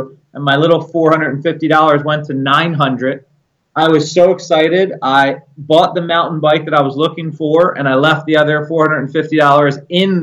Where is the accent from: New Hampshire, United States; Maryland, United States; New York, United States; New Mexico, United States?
Maryland, United States; I was born in Maryland, born and raised.